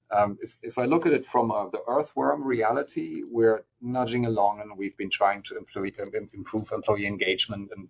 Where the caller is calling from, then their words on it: California, United States; And, and I'm speaking from California